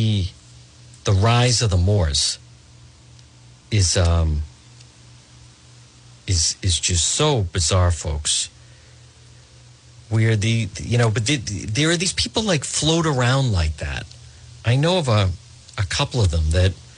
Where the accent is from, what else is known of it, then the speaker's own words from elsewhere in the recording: Cranston, Rhode Island, United States; I grew up, that's at Moreland Avenue and Broad Street. And I grew up on Ferncrest